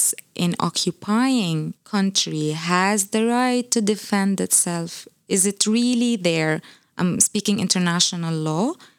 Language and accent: English; West Bank, Palestine; moved away as an adult; now in Ireland; I came to Ireland 3 years ago. I'm originally from the West Bank, a small village in the West Bank in Palestine. My family is still there.